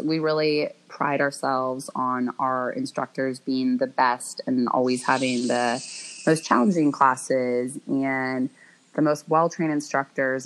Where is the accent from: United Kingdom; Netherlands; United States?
United States; Bay Area, Northern California; I grew up in the Bay Area, in Northern California